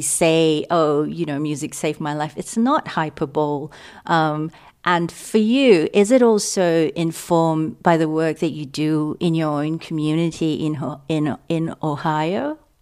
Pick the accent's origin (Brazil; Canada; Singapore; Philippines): Singapore; moved away as an adult; also born or lived in Australia / London; I grew up in Singapore